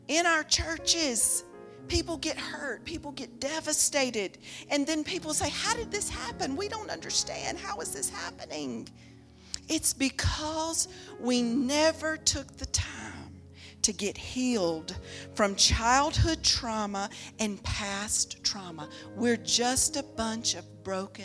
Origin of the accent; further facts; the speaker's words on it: the South, United States; I was raised in the South